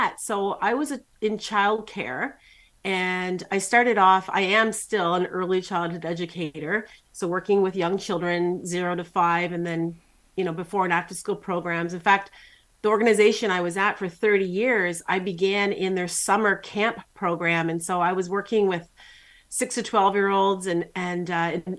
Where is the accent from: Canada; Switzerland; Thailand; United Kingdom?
Canada; I'm Canadian